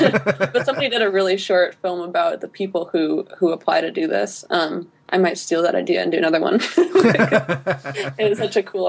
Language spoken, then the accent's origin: English; United States; watching it as an American person